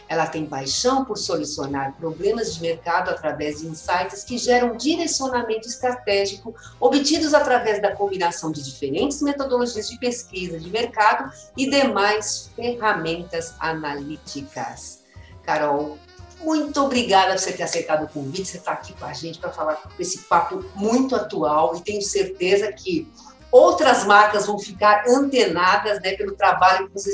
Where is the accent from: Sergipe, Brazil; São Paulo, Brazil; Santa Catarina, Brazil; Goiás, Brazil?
São Paulo, Brazil; Eu sou aqui de São Paulo, ah, paulista, meu.